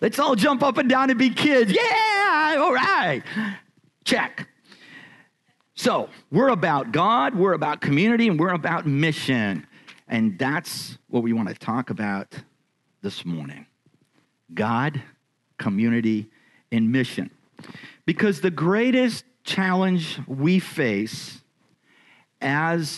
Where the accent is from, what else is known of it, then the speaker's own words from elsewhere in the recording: Erie, Pennsylvania, United States; I was born in Erie, Pennsylvania